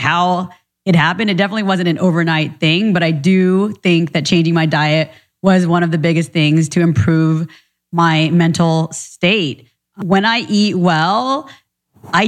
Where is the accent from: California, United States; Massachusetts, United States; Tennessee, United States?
California, United States; Orange County; born or raised there; also born or lived in Orlando, Florida